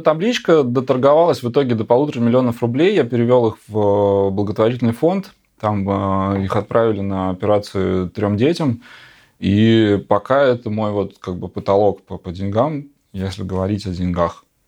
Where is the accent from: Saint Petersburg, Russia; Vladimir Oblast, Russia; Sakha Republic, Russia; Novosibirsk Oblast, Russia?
Novosibirsk Oblast, Russia; Novosibirsk; now in Moscow, Russia; Город наш, Новосибирск, откуда я родом